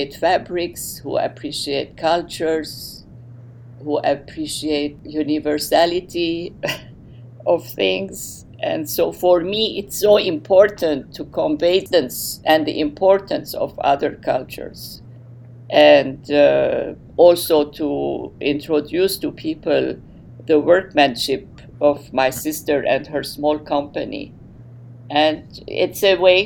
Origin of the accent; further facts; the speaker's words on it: Beirut, Beirut Governorate, Lebanon; English is a second language; moved away as an adult; also born or lived in London, United Kingdom; now in Cleveland, United States; I was born and raised in Lebanon, and I to Lebanese Armenian parents